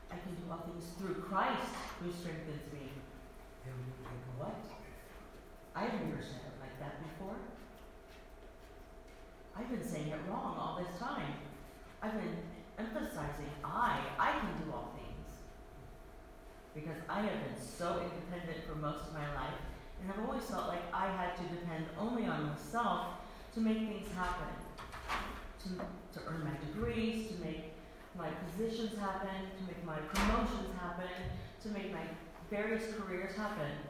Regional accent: Iowa, United States; moved away as an adult; also born or lived in Virginia; I also moved from Virginia to Iowa, my home state, which I had not lived in for 19 years, and also was moving without a job.

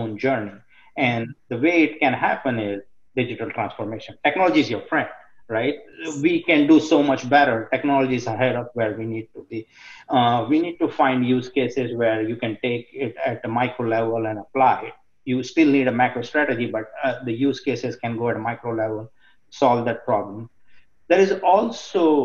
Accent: India; growing up in India, in the community where I am from

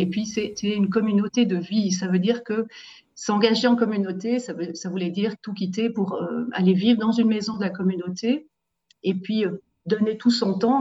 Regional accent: Saillon, Valais, Switzerland; je suis valaisanne euh, de Saillon, du beau village de Saillon

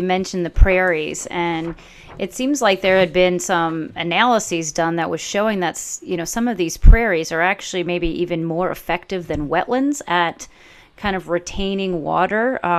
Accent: Boston, Massachusetts, United States; I'm from the Boston area

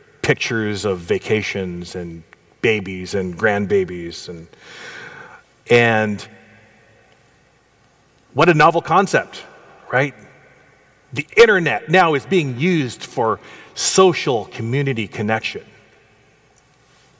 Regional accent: Portland, United States; we grew up together in Portland Adventist Elementary School

